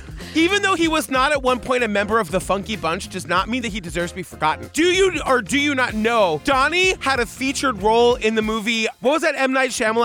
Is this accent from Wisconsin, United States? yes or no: no; Massachusetts, United States; I'm from Massachusetts.